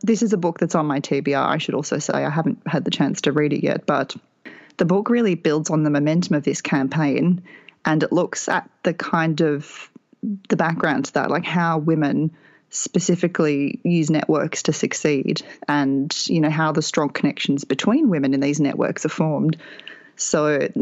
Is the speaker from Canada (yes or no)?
no; Australia; now in Texas, United States; I'm not living in the country that I grew up in either. So I am an Australian. The accent might give that away, but I am currently living in Texas